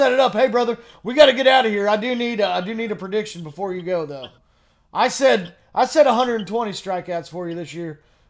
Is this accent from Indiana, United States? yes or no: yes; Indiana, United States; I was originally from Indiana.